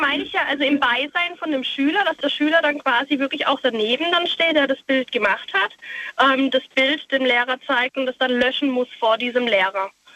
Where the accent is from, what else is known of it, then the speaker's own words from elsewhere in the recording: Pforzheim, Baden-Württemberg, Germany; Ich komme aus Pforzheim